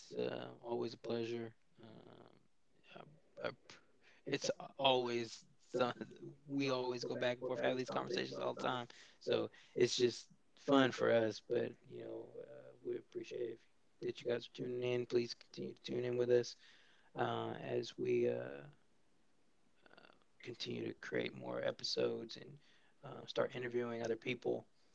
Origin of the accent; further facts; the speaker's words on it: California, United States; Being a Californian, and the way that she runs has always meant something to me